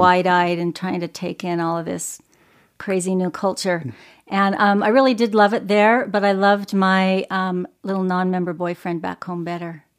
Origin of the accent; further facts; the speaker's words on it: Arizona, United States; I grew up in the beautiful desert of Arizona.